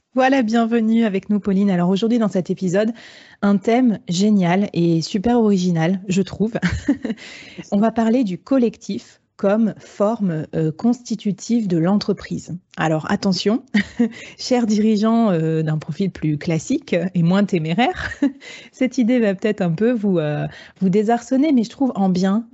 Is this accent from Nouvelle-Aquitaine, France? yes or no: yes; Bordeaux, Nouvelle-Aquitaine, France; je suis bordelaise